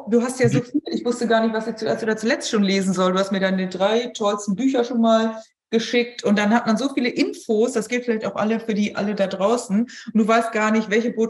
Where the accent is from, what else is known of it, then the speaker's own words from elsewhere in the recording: Hamburg, Germany; Ich sage lieber nichts, ich bin da kleinlaut als Hamburgerin.